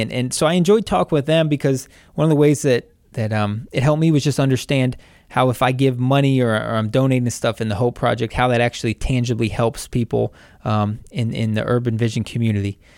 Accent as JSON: {"language": "English", "town": "Wadsworth", "region": "Ohio", "country": "United States", "also_born_or_lived": "Westerville, Ohio", "said": "I lived most of my life in Wadsworth"}